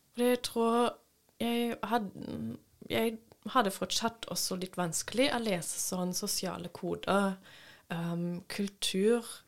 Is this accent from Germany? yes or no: yes; Papenburg, Lower Saxony, Germany; Norwegian is a second language; moved away as an adult; also born or lived in Berlin; now in Norway; Jeg ble født i Berlin, men vokste opp ved eh, grensen til Nederland. i i en liten bu som okay. heter Papenburg